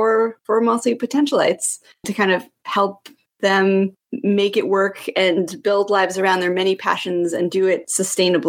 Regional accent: Canada; moved away; I'm Canadian. I'm a dual citizen, so I kind of jump the border from time to time

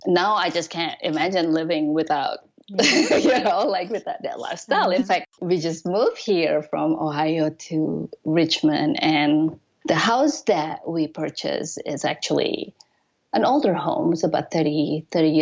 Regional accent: Indonesia; moved away as an adult; also born or lived in Japan / Colorado; now in United States; I'm originally from Indonesia

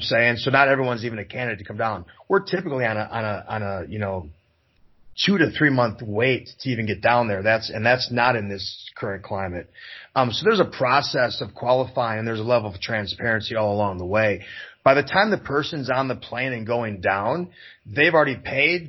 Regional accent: Wisconsin, United States; I'm from Wisconsin.

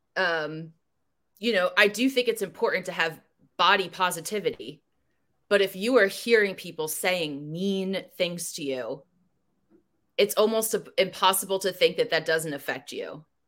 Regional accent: New Jersey, United States; I grew up in Jersey.

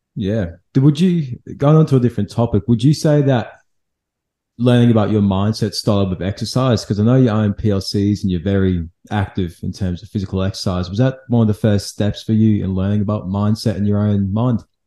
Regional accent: England, United Kingdom; now in Australia; I'm from England

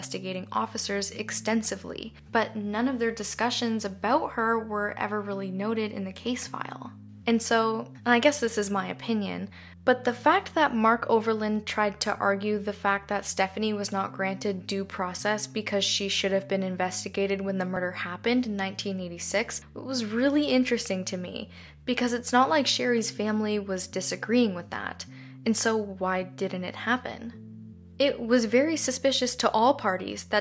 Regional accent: Canada; I'm Canadian

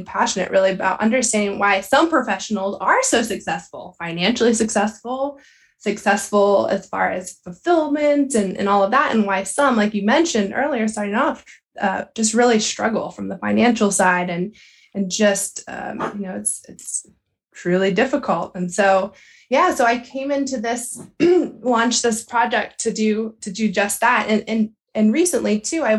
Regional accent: Southeast Pennsylvania, United States; I grew up in Southeast Pennsylvania in Pony Club background here

